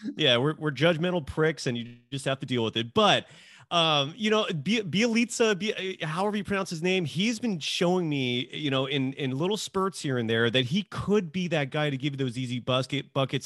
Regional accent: Bay Area, California, United States; growing up in the Bay Area

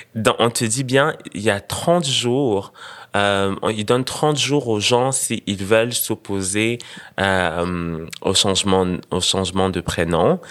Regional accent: Senegal; also born or lived in Burundi; now in Montreal, Canada; repartir là où j'ai grandi

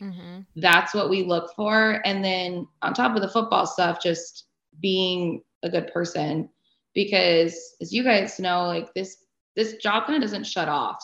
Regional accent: Arizona, United States; I grew up in Arizona

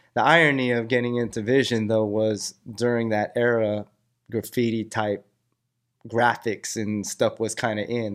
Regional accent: Cerritos, California, United States; I grew up in Cerrito, so it was a little more suburb.

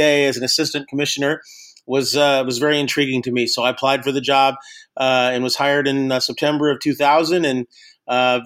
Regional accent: Long Beach, California, United States; I grew up in Long Beach

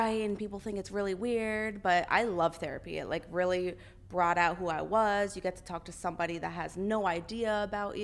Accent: Bethlehem, Pennsylvania, United States; my hometown in Bethlehem, Pennsylvania. That's where I live

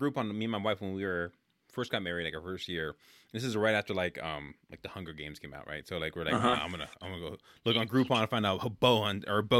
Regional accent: California, United States; now in Midwest, United States; I'm from there and I live in the Midwest now.

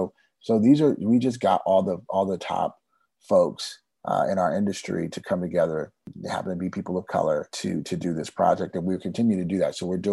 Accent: Germany; also born or lived in California, United States; now in United States; You know, I've been all around the world, right? I grew up in Germany, but mostly lived in California my whole life.

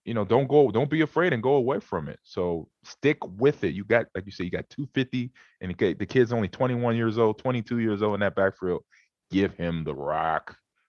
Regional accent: Omaha, Nebraska, United States; I'm in Omaha now. I'm in my hometown.

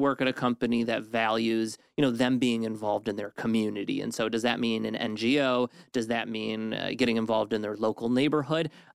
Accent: Detroit, Michigan, United States; I'm from Detroit

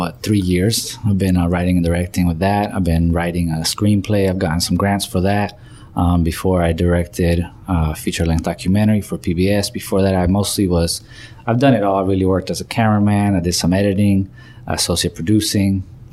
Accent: Chile; now in United States; I came from Chile in 1995.

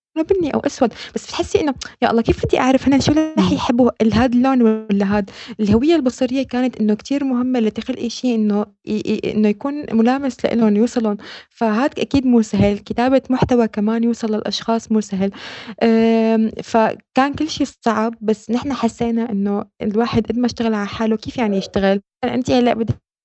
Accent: Syria; moved away as an adult; now in Netherlands; نحن سوريين اجينا

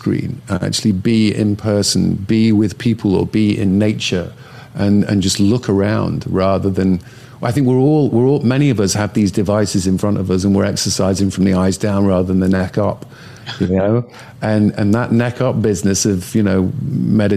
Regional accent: the north of England, United Kingdom; now in United States; growing up in Northern England where I grew up

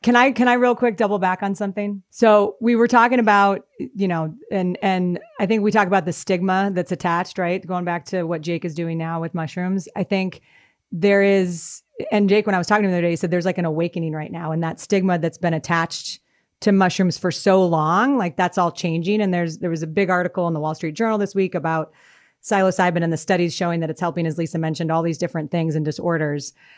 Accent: Denver, Colorado, United States; also born or lived in Boston; I grew up in Denver

